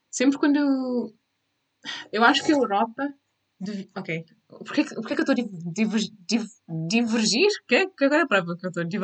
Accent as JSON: {"language": "Portuguese", "country": "Cape Verde", "said": "como cabo-verdianas temos a estar cientes da representação do nosso país lá fora"}